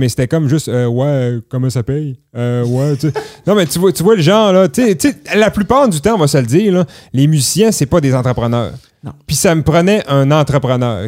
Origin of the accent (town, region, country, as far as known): Clermont, Quebec, Canada; born or raised there